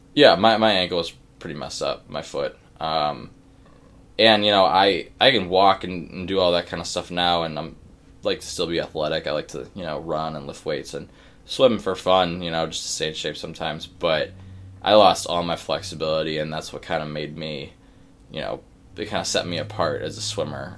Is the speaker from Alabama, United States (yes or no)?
no; Cleveland, Ohio, United States; now in Pittsburgh, United States; I am from Cleveland, Ohio